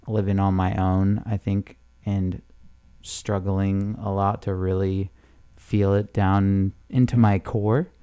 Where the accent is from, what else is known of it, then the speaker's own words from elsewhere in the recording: San Clemente, California, United States; I grew up in Orange County in a town called San Clemente